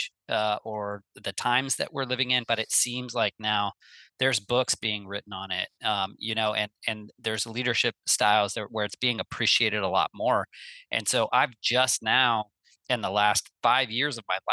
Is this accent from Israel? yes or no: no; Midwest, United States; I grew up in the Midwest